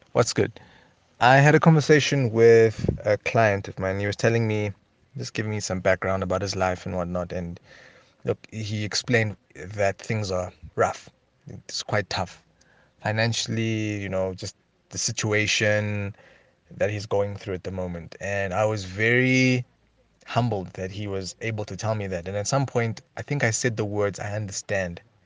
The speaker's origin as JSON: {"language": "English", "country": "Lesotho", "tie": "born or raised there", "said": "I was born in Missouri, um, in Lesotho, in Marijah Hospital, nineteen eighty-nine"}